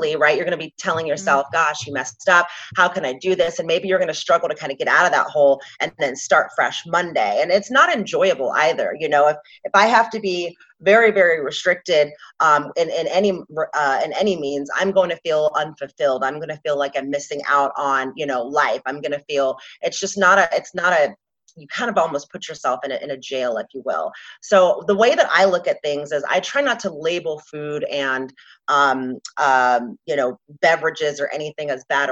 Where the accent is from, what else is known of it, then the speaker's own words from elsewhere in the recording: Atlanta, Georgia, United States; moved away as an adult; also born or lived in Washington State; now in Scottsdale, United States; I grew up in the South in Atlanta, Georgia